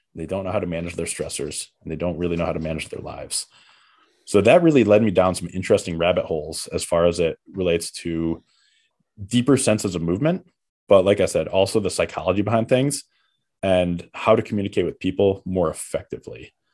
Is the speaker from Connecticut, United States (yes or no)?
yes; Connecticut, United States; moved away as an adult; also born or lived in Seattle; now in New York City, United States; I'm from Connecticut and I came to New York, like, my whole childhood, young adulthood